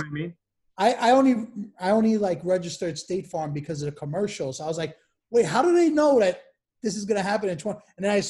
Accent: New York City, New York, United States; also born or lived in Queens; I'm Brooklyn. I'm from Brooklyn, but I moved to Queens now.

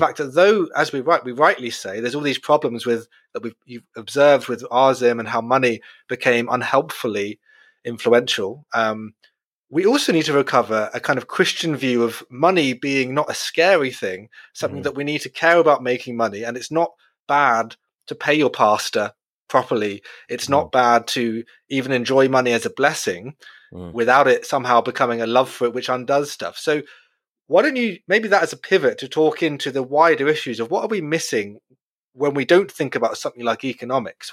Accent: United Kingdom; we're all British

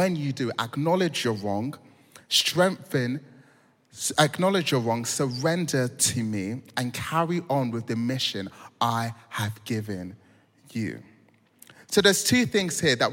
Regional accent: London, United Kingdom; I'm from South London

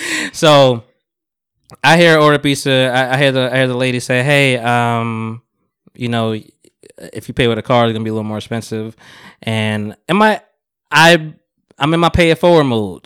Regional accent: Jamaica; moved away; I'm Jamaican

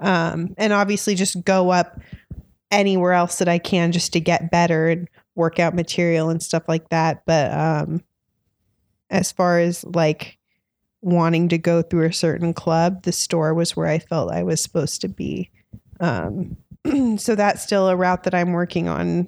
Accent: Orange County, California, United States; also born or lived in Los Angeles, United States; I'm from Orange County, so not too far from here

